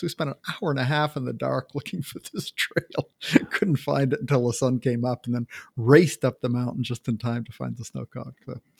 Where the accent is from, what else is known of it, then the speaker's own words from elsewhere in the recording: Maine, United States; now in Washington, United States; I grew up in Maine.